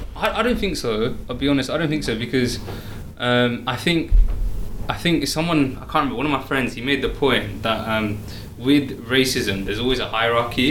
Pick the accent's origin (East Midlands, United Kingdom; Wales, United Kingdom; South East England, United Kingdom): South East England, United Kingdom; Oxford; I'm from Oxford